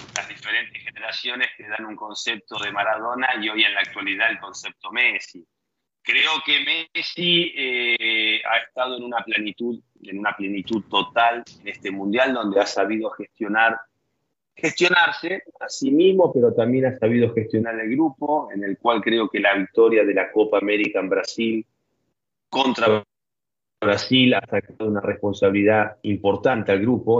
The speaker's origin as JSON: {"language": "Spanish", "country": "France"}